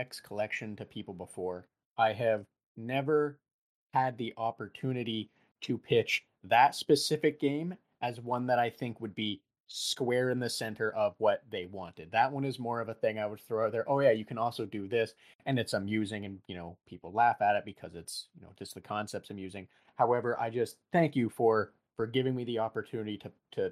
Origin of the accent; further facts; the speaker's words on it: Canada; we are Canadian